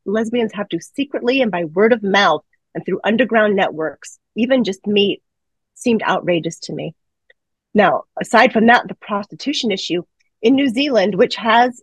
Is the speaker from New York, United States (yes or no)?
yes; New York City, New York, United States; I grew up in the New York City area